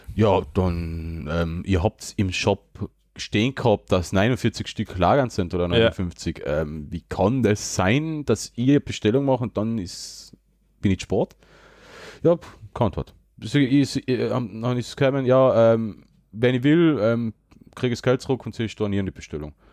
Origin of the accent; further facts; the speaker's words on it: Austria; bei uns in Österreich